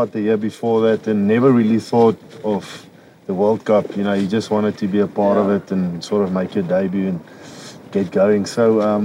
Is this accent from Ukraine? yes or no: no; South Africa; also born or lived in Durban / Belfast; I'm from South Africa